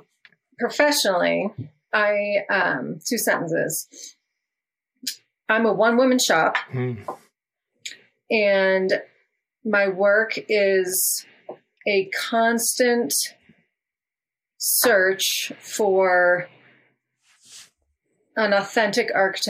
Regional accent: Detroit, Michigan, United States; also born or lived in Washington / California / Peru; now in Colorado, United States; I grew up outside of Detroit, in Michigan. My My father worked for Ford Motor Company for 25 years. So we grew up in a suburb outside of Detroit.

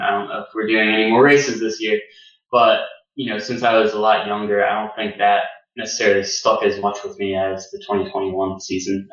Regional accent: United States; I'm American

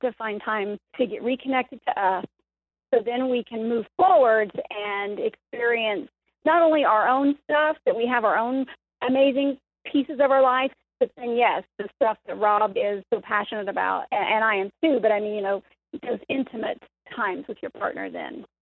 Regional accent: the Bible Belt, United States; we were raised almost in the Bible Belt

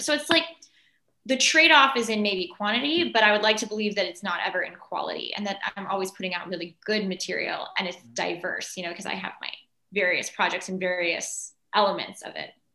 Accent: Los Angeles, California, United States; I was born and raised in Los Angeles

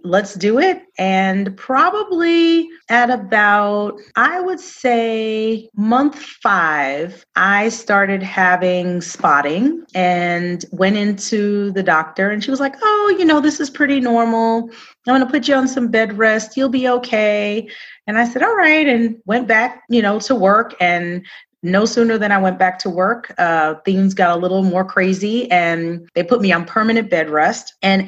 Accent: Queens, New York, United States; moved away as an adult; I am a native New Yorker. I grew up in Queens, New York, and moved here right out of college.

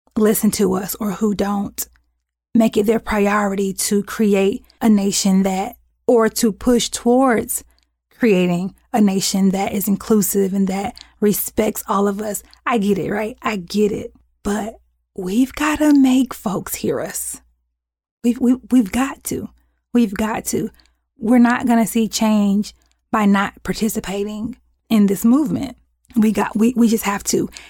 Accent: United States; we are just as American

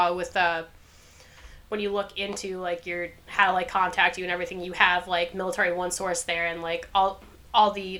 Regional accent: New York, United States; moved away; also born or lived in North Carolina; we're from New York, and we were in North Carolina

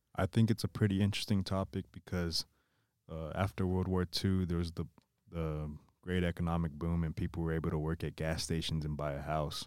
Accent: South Texas, United States; I grew up here in South Texas with them.

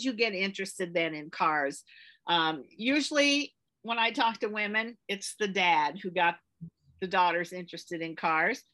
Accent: West Central Illinois, United States; I lived in the country, though. I grew up in West Central Illinois.

